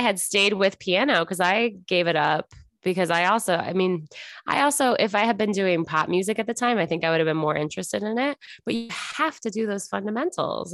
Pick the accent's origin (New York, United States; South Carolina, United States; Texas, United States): New York, United States; Buffalo; moved away as an adult; also born or lived in Los Angeles; now in Kansas City, United States; I'm originally from Buffalo, New York, then I lived in New York for college, then afterwards, then I moved to L